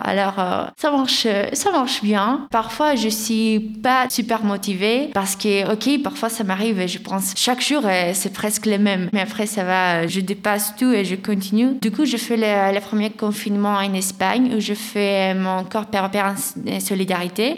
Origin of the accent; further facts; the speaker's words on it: Greece; French is a second language; now in France; j'ai un accent un peu étranger et ils me demandent d'où tu viens et moi je dis de Grèce.